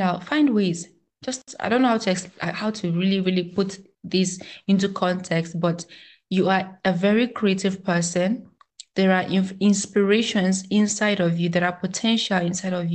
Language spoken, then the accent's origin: English; Nigeria; as a Nigerian, as a proud African